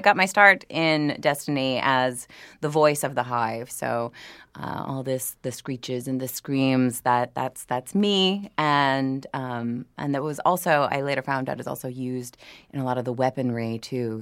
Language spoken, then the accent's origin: English; New Orleans, Louisiana, United States; I'm from New Orleans